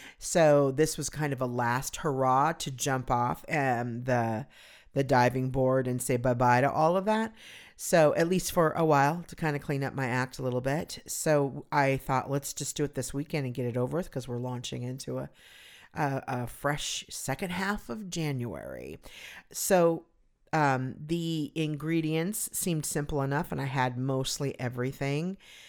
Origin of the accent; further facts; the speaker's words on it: California, United States; It was an outdoor shopping mall that I grew up near in Southern California.